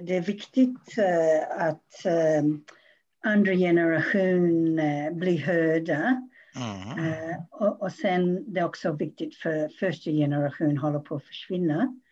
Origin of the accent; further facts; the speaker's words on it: Australia; Swedish is a second language; now in Sweden; jag har bott i Sverige väldigt länge men jag kommer ursprungligen från Australien